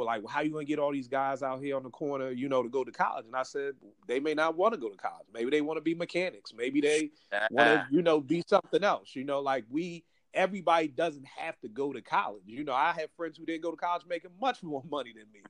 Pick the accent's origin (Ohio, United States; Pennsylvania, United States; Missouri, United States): Pennsylvania, United States; Philadelphia; growing up in Philly